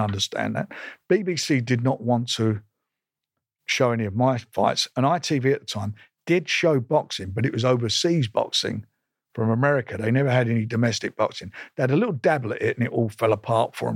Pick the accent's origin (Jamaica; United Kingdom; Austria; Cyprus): United Kingdom; London; I was born in Islington in nineteen fifty-two. I left school when I was about fourteen and a half